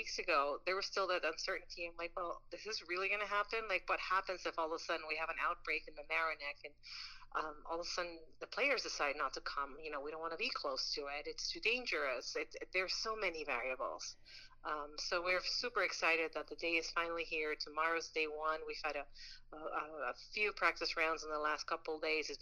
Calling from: New York, United States; moved away; I'm adopted New Yorker, but I'm calling myself a New Yorker

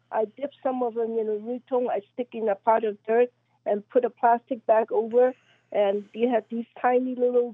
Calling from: Allentown, Pennsylvania, United States; I'm from Allentown, Pennsylvania.

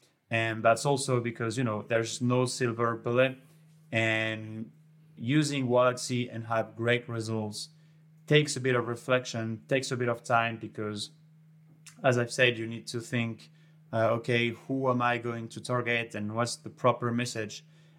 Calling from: Montpellier, Occitania, France; And I'm calling from Montpellier, south of France.

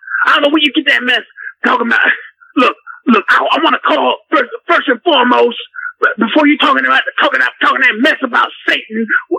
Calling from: Clarksdale, Mississippi, United States; I'm calling from Clarksdale, Mississippi.

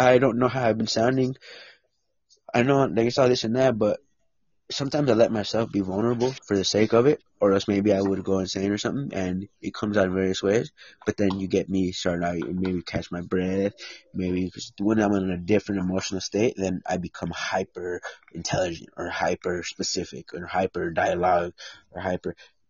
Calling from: United States; I am a United States.

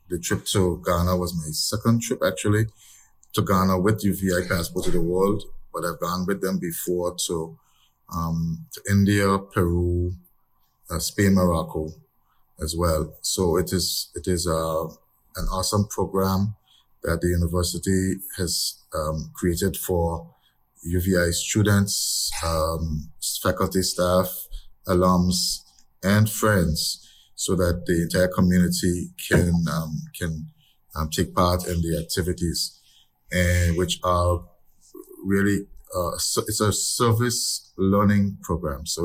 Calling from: Anguilla; Yes. Good morning. I'm joining you from Anguilla.

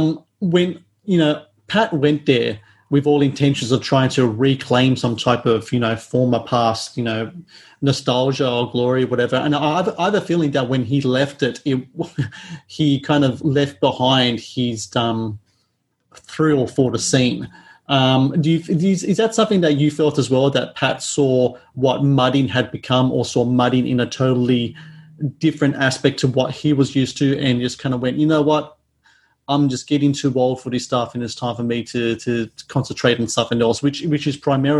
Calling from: Sydney, New South Wales, Australia; So I'm calling from Sydney, Australia, and I've never been to Florida, never been to the States.

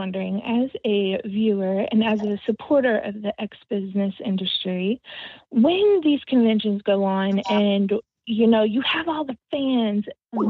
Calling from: Texas, United States; all the way from Texas.

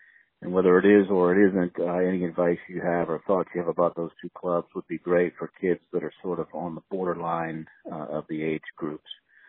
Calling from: Charleston, South Carolina, United States; I'm from Charleston, South Carolina. I'm a longtime DVC member

